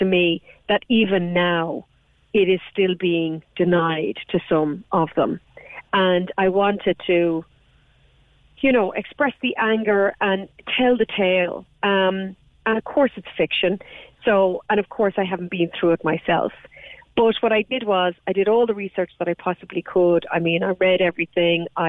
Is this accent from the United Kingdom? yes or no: no; Ireland; I have long been incredibly angry as an Irish woman